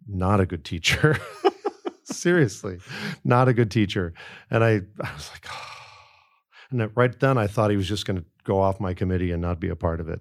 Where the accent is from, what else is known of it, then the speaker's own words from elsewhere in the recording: outside of Chicago, Illinois, United States; I grew up outside of Chicago